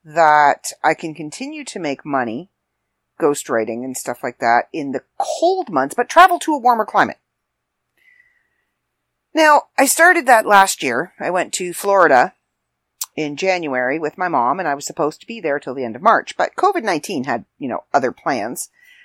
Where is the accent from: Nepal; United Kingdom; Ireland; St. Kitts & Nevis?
Ireland; freckles, and because I'm Irish, so I'm not exactly sure if I tan or if all my freckles kind of just merge into one big one.